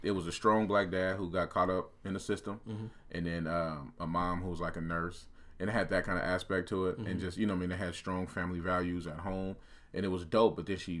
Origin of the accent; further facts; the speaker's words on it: Portland, Oregon, United States; especially growing up in Portland, I know a lot of kids are like this.